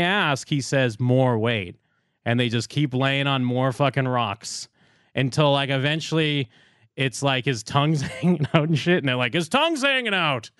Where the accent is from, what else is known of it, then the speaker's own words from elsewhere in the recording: Massachusetts, United States; I grew up in South Shore, Massachusetts. Salem is North Shore. We don't like North Shore.